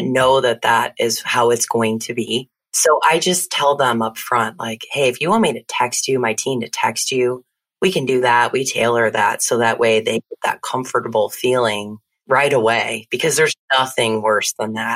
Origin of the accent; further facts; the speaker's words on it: Naperville, Illinois, United States; moved away as an adult; now in Texas, United States; I grew up in Naperville, Illinois.